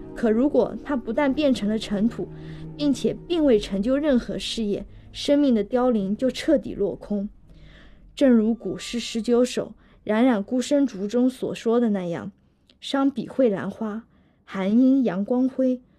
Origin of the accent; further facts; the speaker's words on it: Hangzhou, Zhejiang, China; 我是杭州人，也就是一个江南人